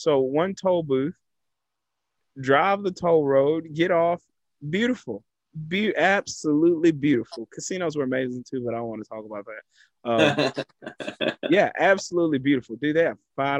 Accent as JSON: {"language": "English", "region": "Texas", "country": "United States", "said": "I have been a devout Texan my entire life."}